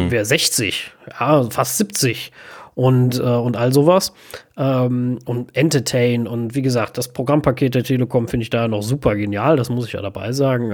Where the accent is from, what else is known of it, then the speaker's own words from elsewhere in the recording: Germany; bei uns in Deutschland